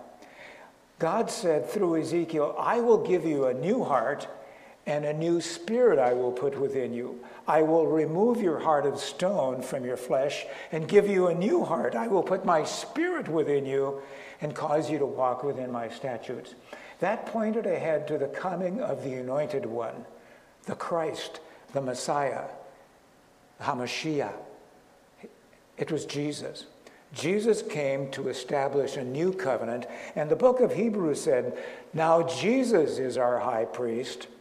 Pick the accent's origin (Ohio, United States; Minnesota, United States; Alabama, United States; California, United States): Minnesota, United States; northern; moved away as an adult; also born or lived in Chicago / Colorado Springs; now in Naples, United States; I was raised in northern Minnesota, cold weather, minus 20 degrees